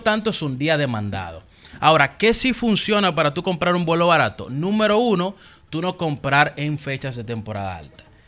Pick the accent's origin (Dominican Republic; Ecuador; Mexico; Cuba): Dominican Republic; yo dominicano